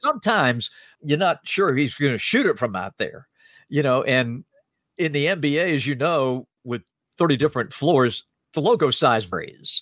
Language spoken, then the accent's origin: English; Salisbury, North Carolina, United States; my story growing up in Salisbury, North Carolina